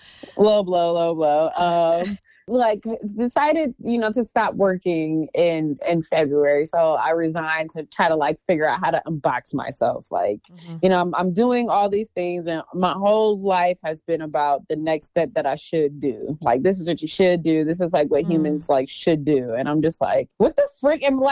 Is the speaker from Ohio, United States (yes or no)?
yes; Mansfield, Ohio, United States; I'm from Mansfield, Ohio. So the south of Northeast Ohio